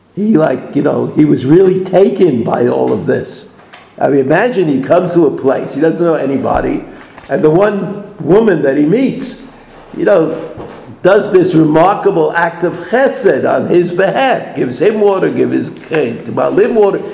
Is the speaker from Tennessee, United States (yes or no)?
no; New York City, New York, United States; I'm from Brooklyn